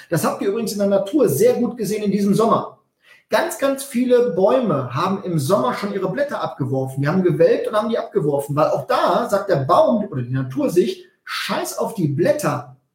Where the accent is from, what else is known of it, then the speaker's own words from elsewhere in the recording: North Rhine-Westphalia, Germany; also ich komme aus dem Westfälischen, da spricht man von einer Pläte.